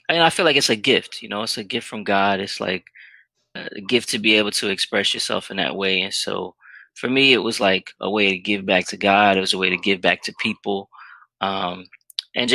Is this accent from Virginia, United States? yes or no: yes; Richmond, Virginia, United States; where I grew up in Richmond, Virginia